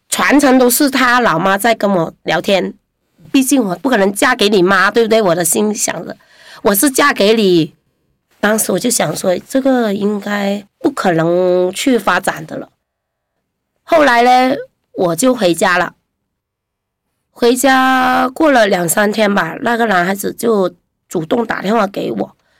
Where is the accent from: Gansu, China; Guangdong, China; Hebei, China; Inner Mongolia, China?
Guangdong, China; Guangzhou; 我们广州人最喜欢相亲